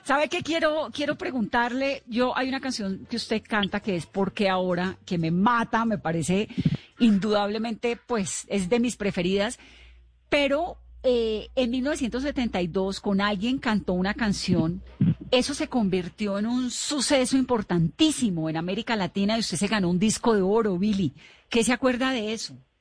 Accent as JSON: {"language": "Spanish", "town": "Cali", "region": "Valle del Cauca", "country": "Colombia", "said": "yo soy caleña"}